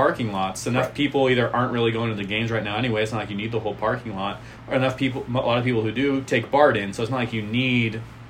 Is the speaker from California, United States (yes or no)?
yes; Sacramento, California, United States; I grew up in Sacramento.